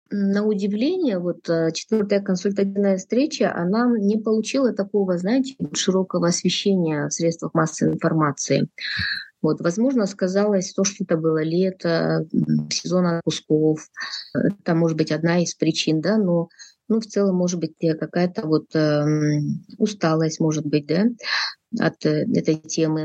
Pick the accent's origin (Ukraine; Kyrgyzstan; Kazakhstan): Kyrgyzstan; я из Кыргызстана, я независимый политический аналитик